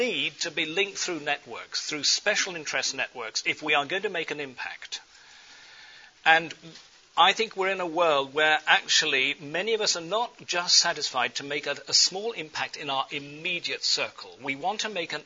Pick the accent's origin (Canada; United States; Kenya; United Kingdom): United Kingdom; England; accent: English; My English accent